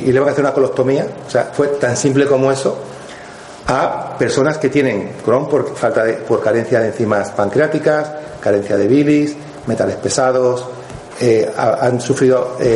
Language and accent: Spanish; Madrid, Community of Madrid, Spain; moved away as an adult; also born or lived in Morocco; now in Estepona, Spain; Entonces, luego, con tres años, fui, a Madrid. Y Madrid fue mucho para mí cuando tenía 19 años. Entonces, vine para Estepona, me fui a vivir a Estepona.